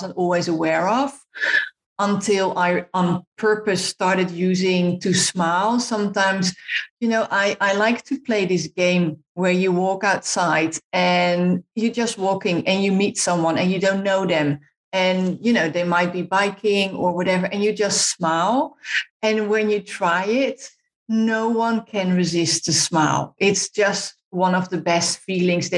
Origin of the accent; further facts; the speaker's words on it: Netherlands; moved away; I'm Dutch, so I'm from the Netherlands